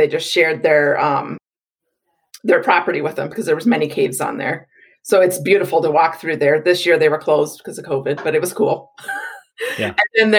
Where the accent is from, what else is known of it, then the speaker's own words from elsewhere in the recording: Maquoketa, Iowa, United States; now in Wisconsin, United States; I grew up in Maquoketa, Iowa, which is just south of Dubuque. We're surrounded by cornfields. The town I grew up in was about 6,000 people